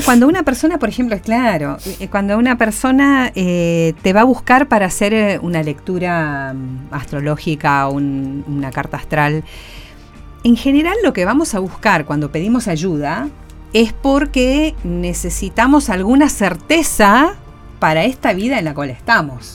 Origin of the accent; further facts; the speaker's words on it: Argentina; Argentina, eh, de ambos lados de la grieta que tanto nos describe